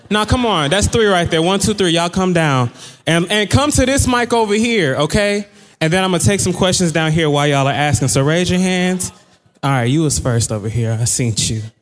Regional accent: Atlanta, Georgia, United States; no, but I'm still from Atlanta.

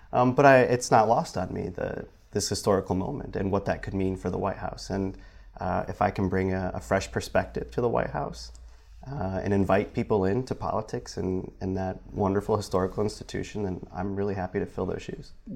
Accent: Michigan, United States; now in South Bend, United States; back home at, in Michigan.

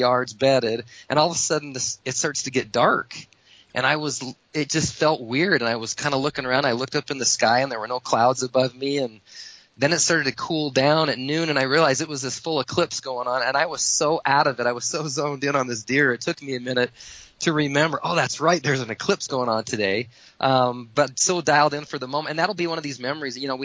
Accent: Southern Utah, United States; I had friends of mine that I grew up with in Southern Utah

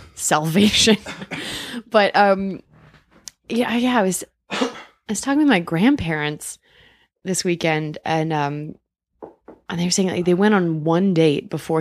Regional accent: Midwest, United States; now in New York, United States; I find this be very interesting because when I'm from the Midwest

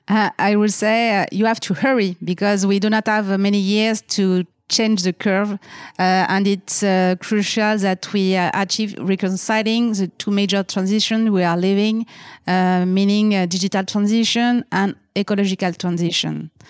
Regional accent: France

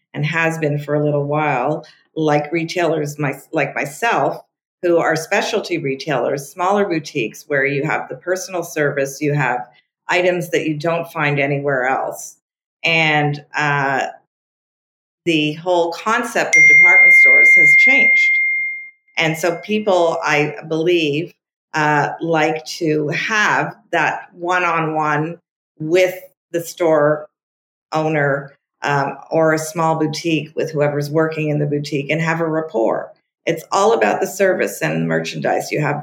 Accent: Montreal, Quebec, Canada; first language French; English is a second language; moved away as an adult; also born or lived in Toronto; now in Palm Beach, United States; I grew up in Montreal, and my mother was in Montreal as well

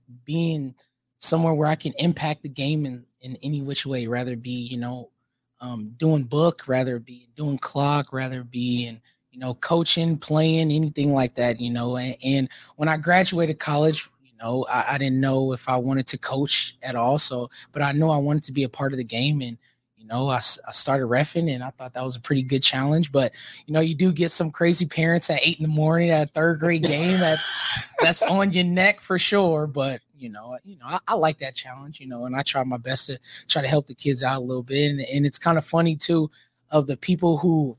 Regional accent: Omaha, Nebraska, United States; also born or lived in Bellevue, Nebraska; I grew up in Bellevue or in Omaha, South Omaha

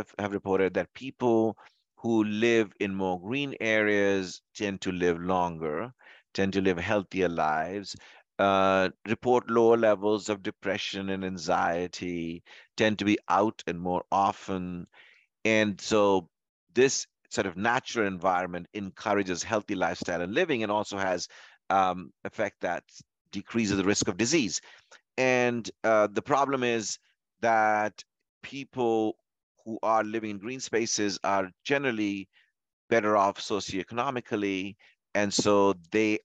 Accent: Louisville, Kentucky, United States; I'm from Louisville, Kentucky

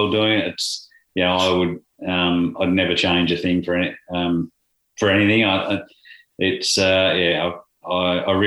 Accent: Corowa, New South Wales, Australia; we grew up in Corowa country, New South Wales, on a little hobby farm

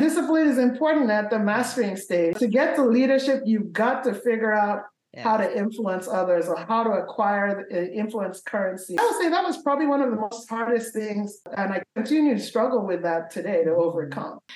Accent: Nigeria; moved away; I was born in Nigeria

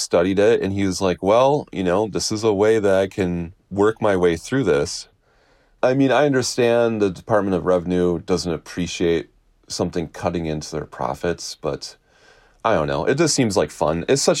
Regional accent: Wisconsin, United States; I was born and raised in Wisconsin

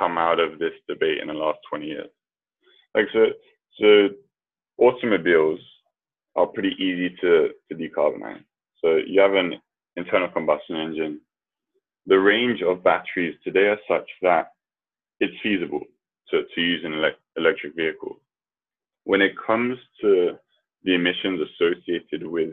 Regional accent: London, United Kingdom; I was born and raised in London

